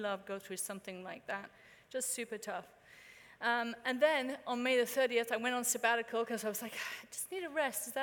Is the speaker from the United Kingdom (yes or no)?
yes; United Kingdom; now in United States; As a Brit